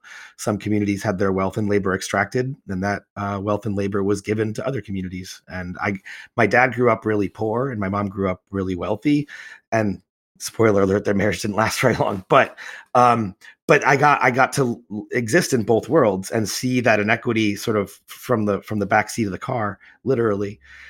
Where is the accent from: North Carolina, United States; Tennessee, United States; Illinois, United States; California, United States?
Illinois, United States; Chicago; moved away; I was born and raised in Chicago. Also remember the Bulls Pistons, also grew up in the 80s and 90s.